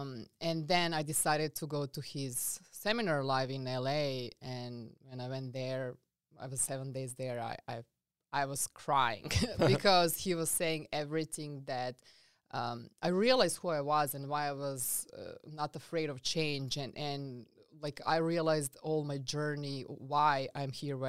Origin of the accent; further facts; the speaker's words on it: Serbia; English is a second language; now in United States; So I come from a very small country. I'm coming from Serbia, as you can notice my accent. Funny fact about Serbia that I want to say is that Serbia is the smaller size than South Carolina